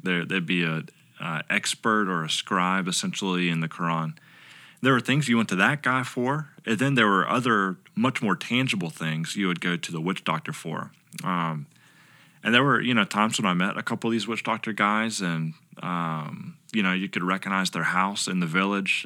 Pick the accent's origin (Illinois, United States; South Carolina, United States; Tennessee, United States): South Carolina, United States; Lugoff; moved away as an adult; also born or lived in Southeast Asia; now in Lexington, United States; originally I'm from Lugoff, which is over in Northeast